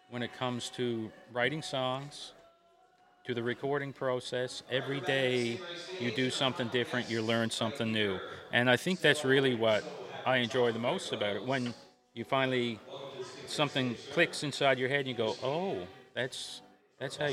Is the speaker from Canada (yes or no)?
yes; Gander, Newfoundland and Labrador, Canada; I'm from Gander